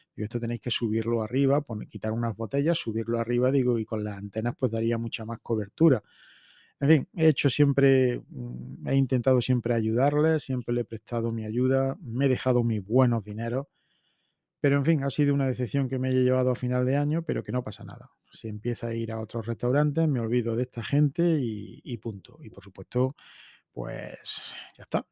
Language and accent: Spanish; Spain; como españoles